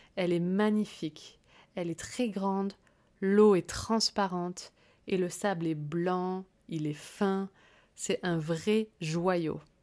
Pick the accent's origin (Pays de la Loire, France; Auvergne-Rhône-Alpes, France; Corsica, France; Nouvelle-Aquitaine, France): Corsica, France; j'ai grandi en Corse